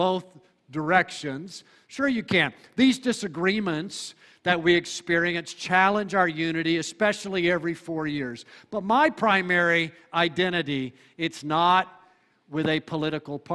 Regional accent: United States; Most of us were raised to believe in some type of American exceptionalism.

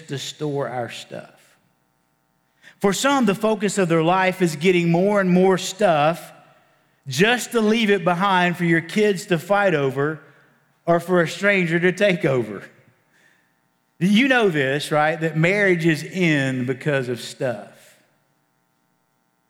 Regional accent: Appalachian Mountains, Virginia, United States; I'm from the Appalachian Mountains in Virginia

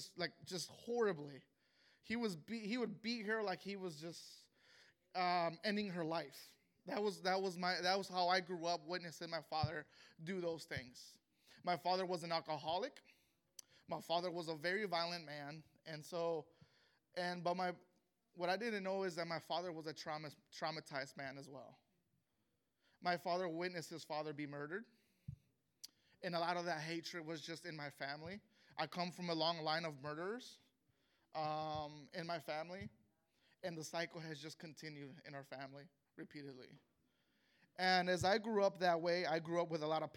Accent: Chicago, Illinois, United States; I was born and raised in Chicago, Illinois, and I'm of Mexican descent.

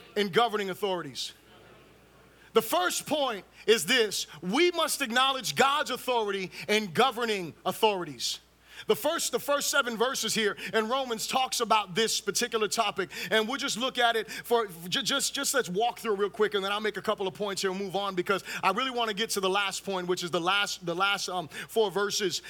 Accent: Fort Lauderdale, Florida, United States; also born or lived in Miami, Florida; now in Orlando, United States; I was born in Miami, right? Um, raised in Fort Lauderdale and moved up here to Orlando

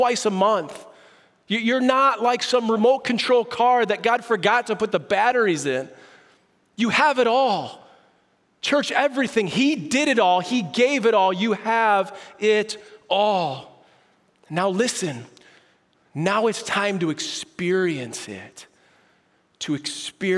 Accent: Prospect Heights, Illinois, United States; as a kid, I grew up in Prospect Heights, Illinois

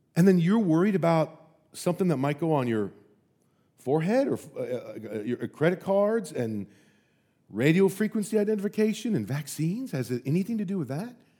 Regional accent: United States; as an American

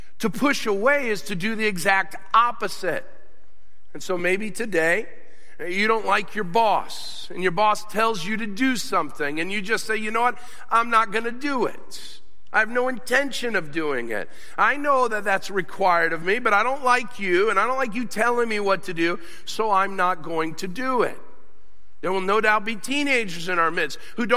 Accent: United States; I'm an American

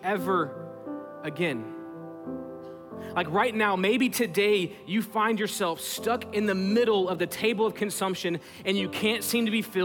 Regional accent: Texas, United States; we're from Texas

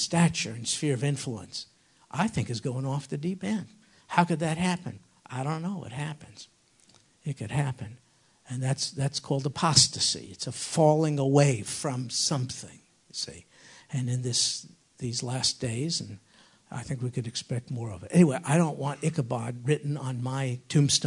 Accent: New York, United States; I'm a New Yorker

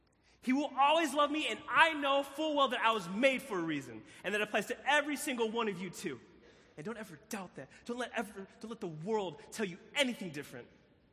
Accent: Philippines; And so my birth mom flew, I'm from the Philippines. Any Filipinos in the building? Come on, Filipino, right? Flew from the Philippines, landed in Chicago, found out she was pregnant.

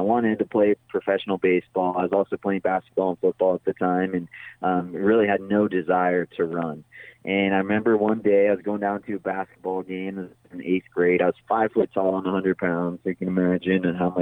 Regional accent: Big Bear Lake, California, United States; I grew up in Big Bear Lake in Southern California, up in the mountains up there

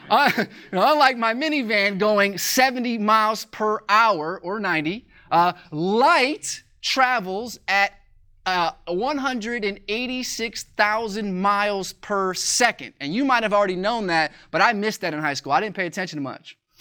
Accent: Joliet, Illinois, United States; moved away; my hometown, it's in Joliet, Illinois

